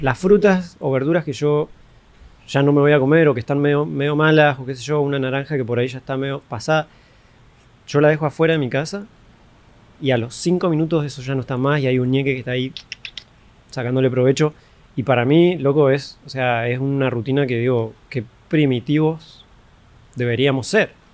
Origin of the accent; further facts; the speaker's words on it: Argentina; also born or lived in Colombia; now in Panama; yo soy de Argentina, me encanta Argentina, amo mi país, que ni es mío, pero lo amo, amo la gente, amo cómo crecí